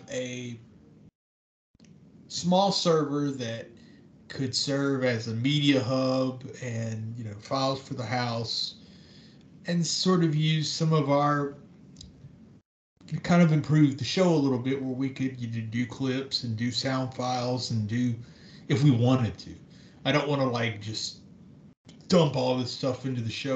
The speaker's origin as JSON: {"language": "English", "country": "United States", "said": "we as the American people"}